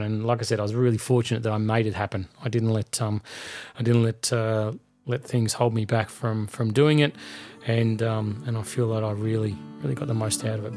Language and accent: English; Melbourne, Victoria, Australia; my hometown of Melbourne